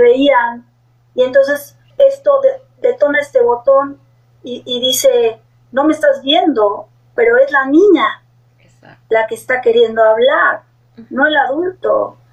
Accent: Mexico; en mi país que yo vivo, que es México

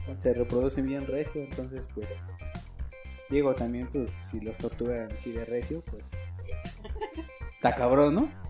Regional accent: Mexico

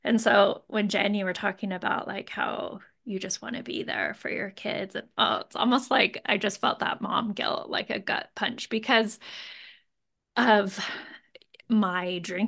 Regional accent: Moscow, Idaho, United States; now in Boise, United States; I grew up in Moscow and I went to U

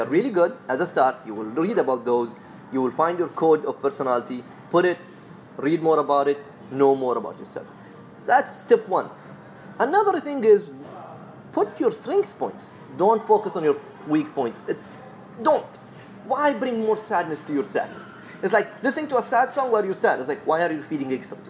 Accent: Sharjah, United Arab Emirates; accent: Emirati; I'm from Sharjah, man.

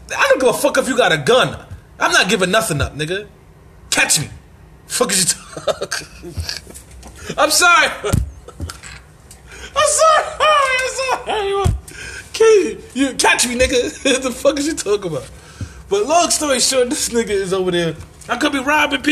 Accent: New York City, New York, United States; I'm from Marcy Projects, Bed-Stuy, Brooklyn. Bed-Stuy, Brooklyn, New York City

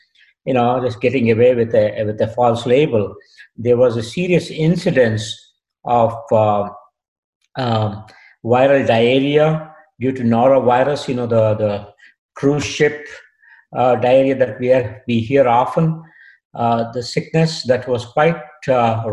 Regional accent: Bangalore, Karnataka, India; moved away as an adult; also born or lived in Australia / Kentucky, United States / Tuskegee, United States; now in United States; I was born and brought up in a city called Bangalore, India

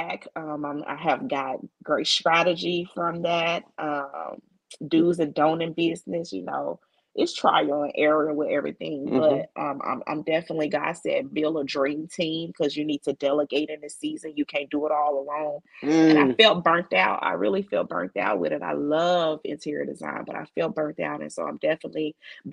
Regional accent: Mississippi, United States; moved away as an adult; now in Houston, United States; in my hometown of Mississippi, we had just got a Nissan factory.

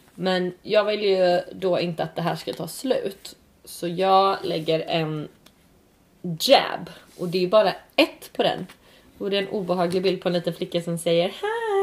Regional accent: Örkelljunga, Skåne, Sweden; där jag växte upp, jag växte upp i Skåne, i Örkelljunga tror jag

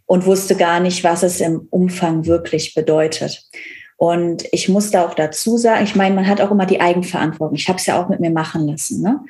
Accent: Cologne area, North Rhine-Westphalia, Germany; now in Berlin, Germany; Ich komme aus dem Kölner Raum, alles sehr herzlich

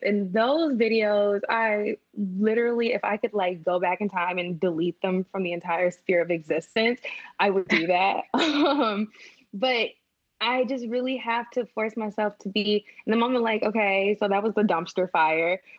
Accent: Flint, Michigan, United States; moved away; I'm from Flint, Michigan

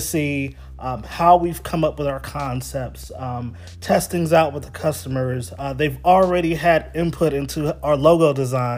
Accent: Houston, Texas, United States; moved away as an adult; also born or lived in Dallas, Texas; now in Wilmington, United States; I'm born and raised in Houston, Texas, born and raised in Dallas.

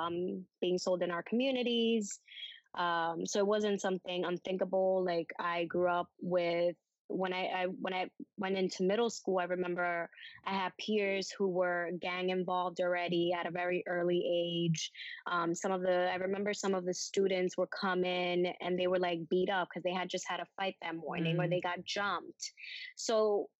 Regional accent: New York City, New York, United States; also born or lived in Dominican Republic / South Bronx; I grew up in on Amsterdam Avenue on 107

